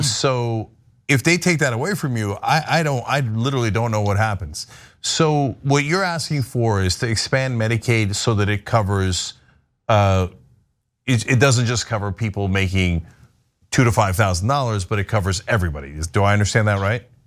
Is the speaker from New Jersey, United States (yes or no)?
yes; New Jersey, United States; I live five minutes from Rutgers growing up in New Jersey